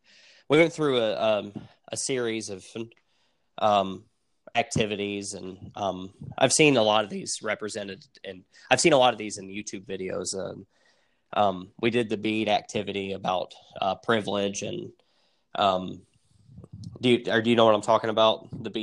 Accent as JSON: {"language": "English", "region": "Tennessee", "country": "United States", "said": "We're from the South, and Tennessee is a red state."}